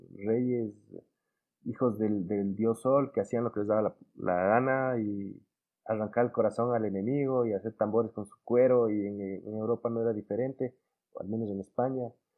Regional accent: Ecuador

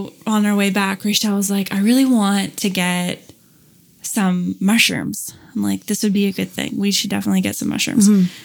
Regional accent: Canada; I'm from Canada

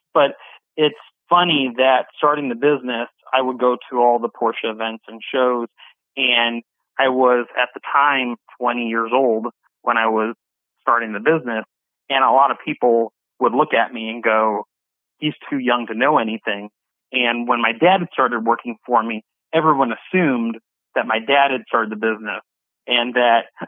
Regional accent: Southern California, United States; moved away as an adult; also born or lived in Illinois; I grew up in Southern California. And after high school, I moved to Illinois to go to school at Northwestern

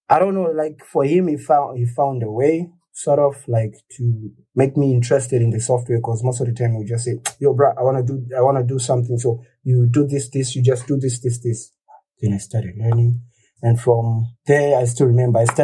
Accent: Kwekwe, Midlands, Zimbabwe; I was born in Kwekwe in Zimbabwe

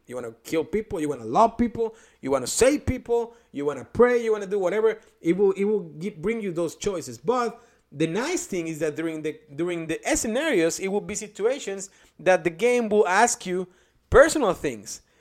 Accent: Mexico; first language Spanish; English is a second language; now in Indianapolis, United States; from the small town that I came from in Mexico

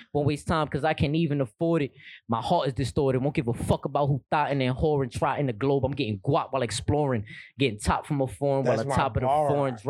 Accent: New York City, New York, United States; I'm from the Bronx.

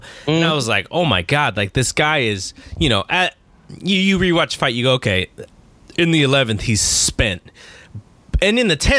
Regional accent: Bay Area, California, United States; I grew up in the Bay Area, which is the, you know, ultimate melting pot.

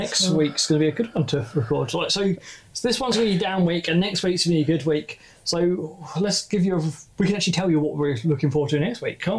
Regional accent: Glasgow, Scotland, United Kingdom; Are you including I'm from Glasgow.

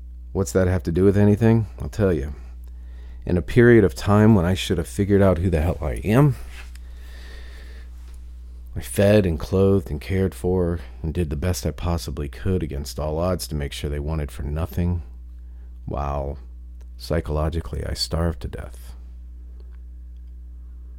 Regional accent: Ohio, United States; moved away; I come from a very, very small town in Ohio

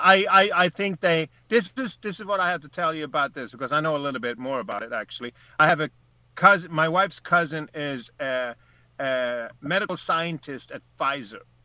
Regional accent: Sweden; now in United States; I'm I'm a Swede. I'm an American.

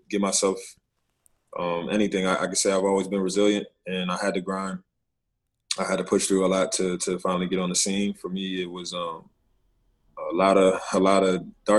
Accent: Richmond, Virginia, United States; also born or lived in New Jersey, United States; I'm originally from Jersey, went to high school in Richmond.

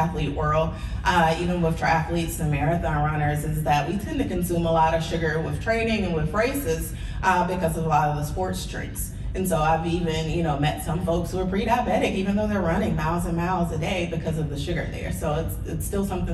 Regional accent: the South, United States; I'm from the South

